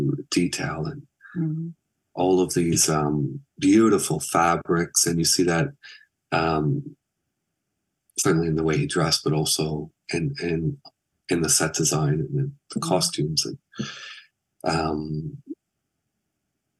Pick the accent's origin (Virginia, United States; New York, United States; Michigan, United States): Michigan, United States; moved away; when I was young and growing up in Michigan